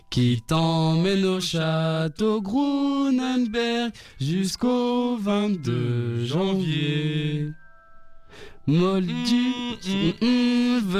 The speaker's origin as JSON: {"language": "French", "town": "Brussels", "region": "Brussels-Capital Region", "country": "Belgium", "said": "27 euh, ans, Bruxelles, voilà."}